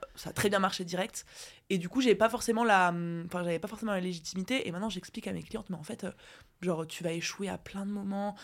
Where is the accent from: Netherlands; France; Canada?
France; Briey, Grand Est; je suis née à Briey